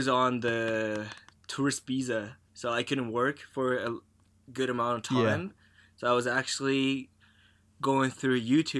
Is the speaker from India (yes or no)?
no; Japan; since I was born in Japan